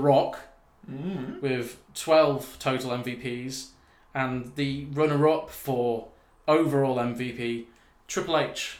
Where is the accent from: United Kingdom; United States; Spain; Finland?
United Kingdom; England; I'm English